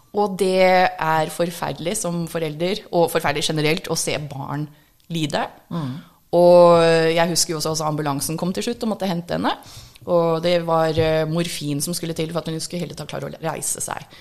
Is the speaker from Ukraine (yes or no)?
no; United States; Norwegian is a second language; now in Norway; Jeg er egentlig amerikansk. Norsk er andrespråket mitt